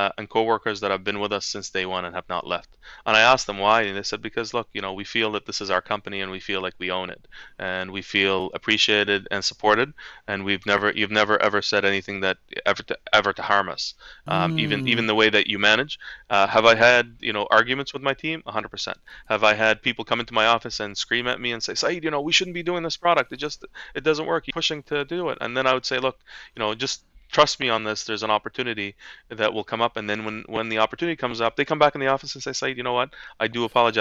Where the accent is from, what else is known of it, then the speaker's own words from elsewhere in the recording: Halifax, Nova Scotia, Canada; English is a second language; when I came to Halifax as a young boy, I was bullied.